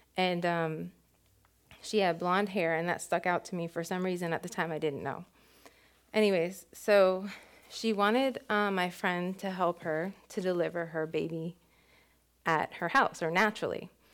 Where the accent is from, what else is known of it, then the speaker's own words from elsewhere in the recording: West Palm Beach, Florida, United States; we grew up in West Palm together